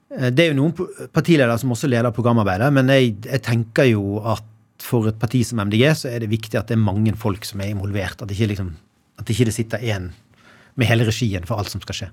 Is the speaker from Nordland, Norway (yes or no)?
no; Bergen, Vestland, Norway; also born or lived in Arna / Sandviken / Danmarksplass; Jeg vokste mest opp eller jeg vokste opp i Åsane den tiden som har betydd mest for meg